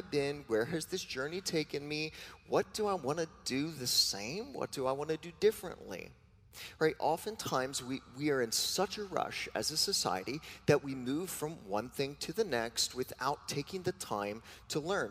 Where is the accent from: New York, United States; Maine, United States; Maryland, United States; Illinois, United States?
New York, United States; I am a New Yorker